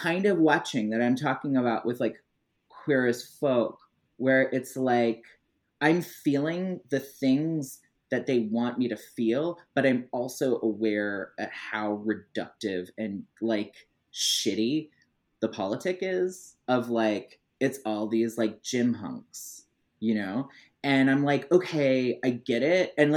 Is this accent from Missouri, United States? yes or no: yes; Missouri, United States; also born or lived in Illinois; I grew up in Missouri, but actually like when I was younger, I lived in a really small town in Illinois